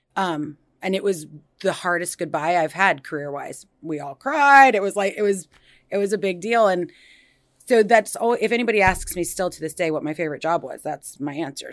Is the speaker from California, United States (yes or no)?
no; Des Moines, Iowa, United States; now in Cedar Rapids, United States; I was born and raised in Des Moines, but I've been in the Cedar Rapids area since two thousand one